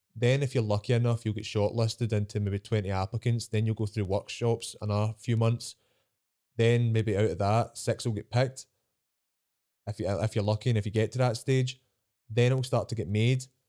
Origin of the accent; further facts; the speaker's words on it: Scotland, United Kingdom; I'm Scottish